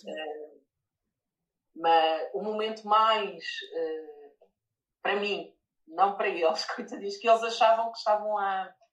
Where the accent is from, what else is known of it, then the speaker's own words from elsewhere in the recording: near Lisbon, Portugal; also born or lived in Lyon, France; eu sou de Portugal, perto de Lisboa